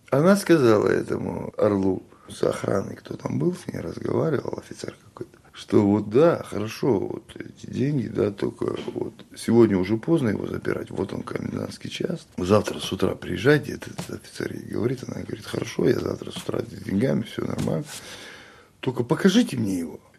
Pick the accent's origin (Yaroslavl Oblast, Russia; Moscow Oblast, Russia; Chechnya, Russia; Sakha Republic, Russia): Chechnya, Russia; говорю им, я чеченец.